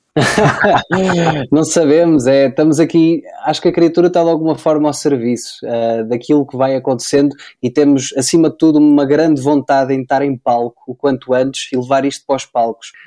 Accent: Covilhã, Centro, Portugal; Eu, eu sou daqui da Covilhã eh, e uh, eu tenho aqui uma casa onde estou neste momento, onde cresci

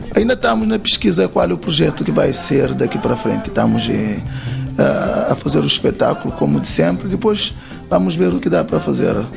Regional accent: Santiago Island, Cape Verde; nós somos da Ilha de Santiago

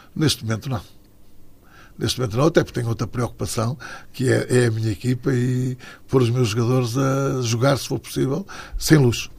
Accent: Matosinhos, Porto District, Portugal; also born or lived in Portimão; O Leixões, porque é o clube da minha terra, foi o clube onde eu iniciei

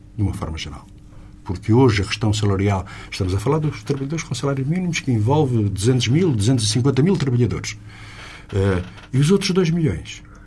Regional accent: Lisbon industrial belt, Portugal; aqui na Sintonia Digital de Lisboa, de onde eu sou

